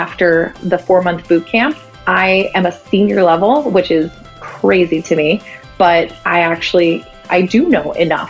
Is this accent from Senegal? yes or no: no; Romania; moved away as an adult; now in San Francisco, United States; I'm 30 years old and I live in San Francisco. I moved here about 2 years ago and I'm originally from Romania.